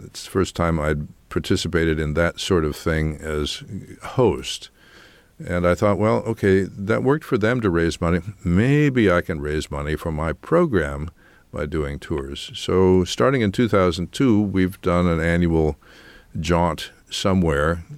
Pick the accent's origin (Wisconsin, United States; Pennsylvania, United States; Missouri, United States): Pennsylvania, United States; Kingston; moved away; my hometown in Kingston, Pennsylvania